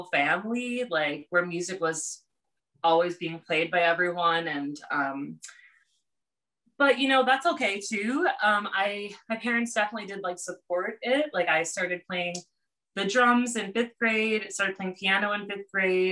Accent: Hartford, Wisconsin, United States; moved away; I'm from Wisconsin, from Hartford, Wisconsin, which is now about 15,000 people

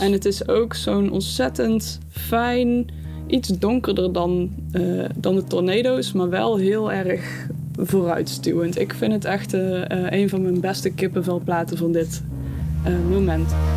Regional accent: Eindhoven, North Brabant, Netherlands; Ik kom uit Eindhoven, Woensel om precies te zijn

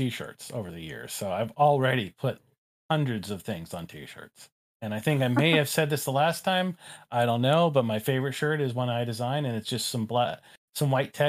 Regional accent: Haleiwa, Hawaii, United States; There was a an incense shop in the small town I grew up in Haleiwa on the north shore of Oahu called Space Inlays

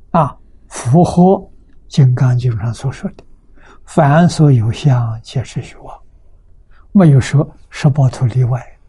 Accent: China; 我们中国人

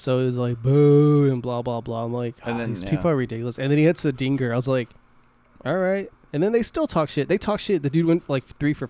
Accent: Texas, United States; I'm from Texas, bro.

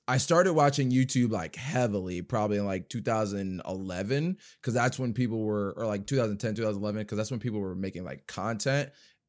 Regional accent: Jersey City, New Jersey, United States; born there; also born or lived in California / Georgia; now in Dayton, United States; Well, I was born in Jersey City, New Jersey, but I bounced around different states. I've lived in California. I lived in Georgia. I went back to New Jersey, but now I live in Dayton, Ohio

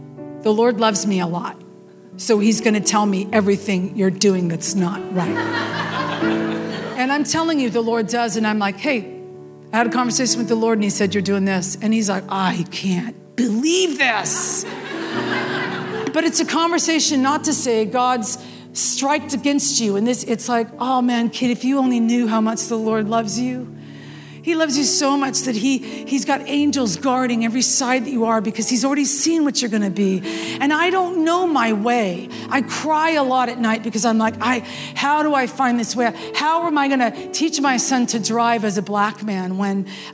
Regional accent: West Coast, United States; now in the South, United States; I live in the South and I'm from the West Coast.

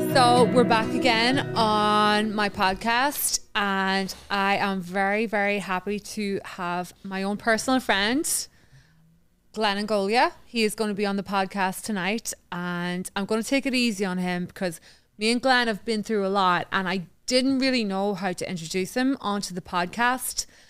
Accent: Newry, Northern Ireland, United Kingdom; moved away as an adult; also born or lived in Queens, New York; now in Island Park, United States; the town that I grew up in, which is in Newry

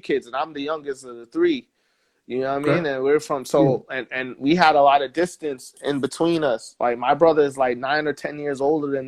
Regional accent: New York City, New York, United States; also born or lived in New Jersey; now in El Paso, United States; I'm from Stapleton Heights originally, so I'm from around that area.

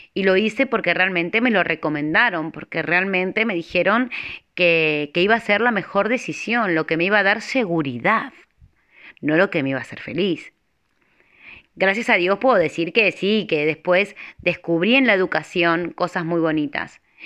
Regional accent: Argentina; moved away as an adult; now in Spain; Nací en Argentina, pero en el dos mil tres tomé la decisión de venir con mi familia a España.

